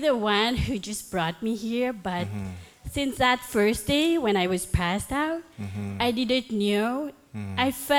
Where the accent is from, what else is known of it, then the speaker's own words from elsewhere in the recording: Toronto, Ontario, Canada; moved away as an adult; now in St. Catharines, Canada; So I'm from Toronto, and I'm just a new resident over here in St. Catherine.